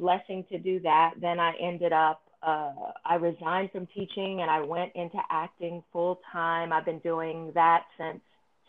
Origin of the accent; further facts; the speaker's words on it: California, United States; So I grew up in Northern California, Southern California. Northern California, all my friends were white or, you know, or other multicultural.